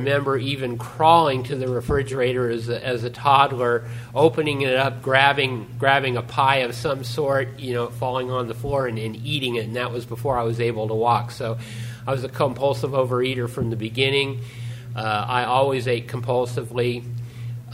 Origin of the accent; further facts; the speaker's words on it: Newark, California, United States; also born or lived in Fremont, California; growing up in Newark and Fremont